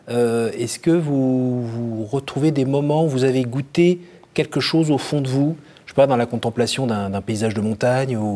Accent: northern France, France; Je viens plutôt

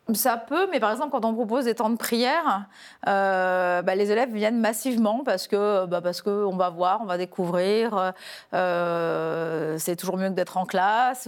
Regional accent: Épernay, Grand Est, France; je suis tombée dans les petites bulles quand j'étais petite à Épernay

